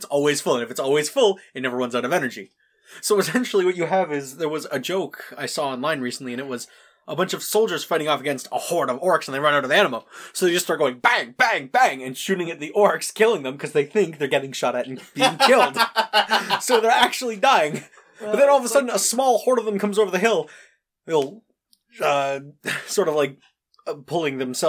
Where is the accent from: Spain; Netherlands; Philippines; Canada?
Canada; being a Canadian